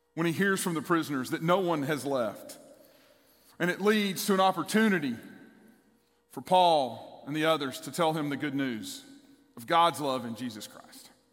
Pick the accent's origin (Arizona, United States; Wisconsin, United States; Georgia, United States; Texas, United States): Texas, United States; East; the church I grew up in in East Texas.